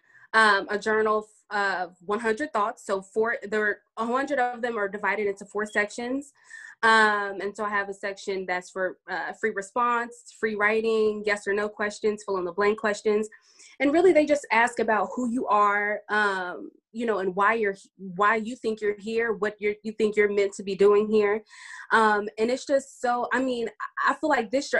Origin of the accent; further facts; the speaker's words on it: Dallas, Texas, United States; I'm from Dallas, Texas.